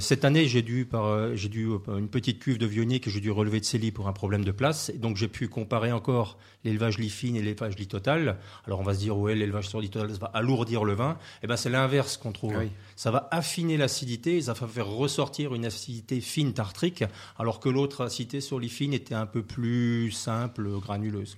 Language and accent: French; Alsace, Grand Est, France; moved away; je suis originaire d'Alsace